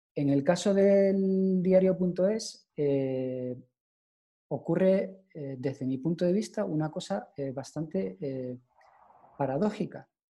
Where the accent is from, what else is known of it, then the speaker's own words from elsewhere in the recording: Canary Islands, Spain; yo como soy de de Canarias